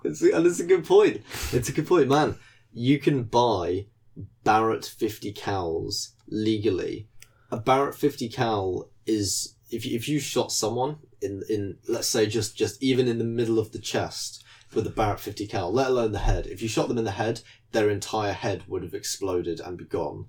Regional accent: United Kingdom; as a British person

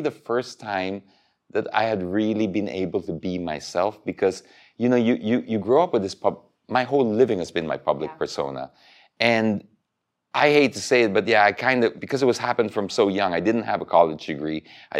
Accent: Philippines; Because, yes, I'm from the Philippines, but I'm based out and I just got stuck.

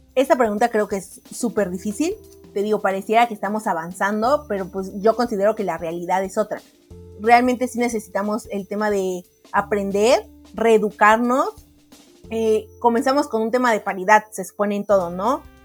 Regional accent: Mexico; como mexicanos

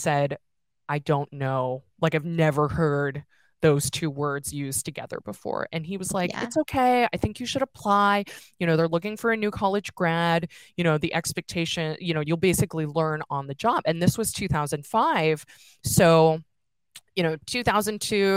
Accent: San Francisco, California, United States; I grew up in San Francisco, daughter of Chinese immigrants

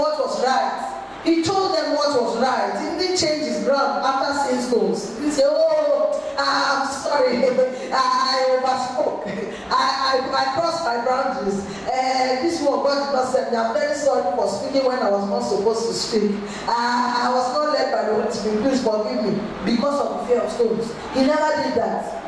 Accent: Kaduna State, Nigeria; Growing up in Kaduna State, Nigeria

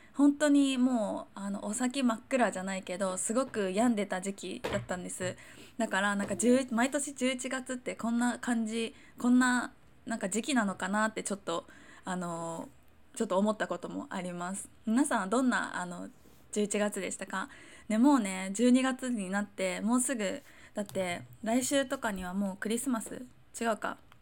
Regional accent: Chiba, Japan; moved away; 私は千葉出身

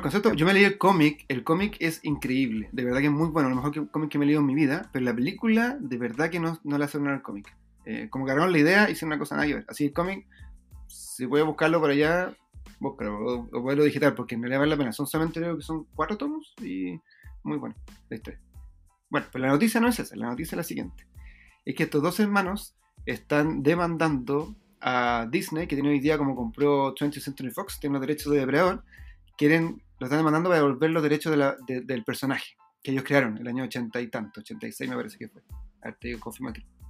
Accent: Chile; yo soy chileno

